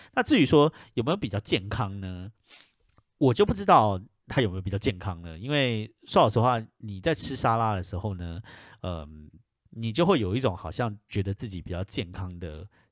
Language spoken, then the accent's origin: Chinese; Taiwan; moved away as an adult; now in United States; 身为一个台湾人